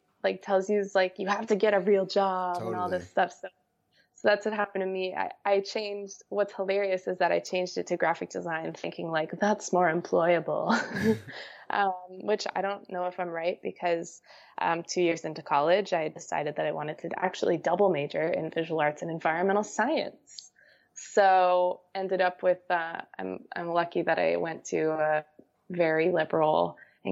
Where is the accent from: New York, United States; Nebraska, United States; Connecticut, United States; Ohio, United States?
Connecticut, United States; I was just shooting around my hometown. I'm from Connecticut, and I would walk on the beaches in the Long Island Sound